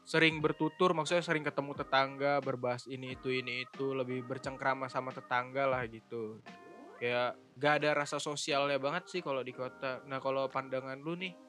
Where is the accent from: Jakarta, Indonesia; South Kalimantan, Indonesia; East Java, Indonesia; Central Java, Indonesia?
Jakarta, Indonesia; kampung gue Jakarta